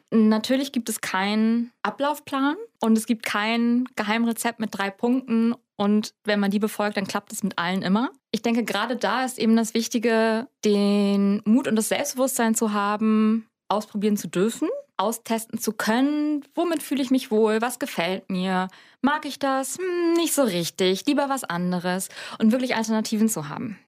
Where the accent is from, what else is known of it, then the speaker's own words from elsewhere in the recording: Hamburg, Germany; ich komme aus Hamburg in Norddeutschland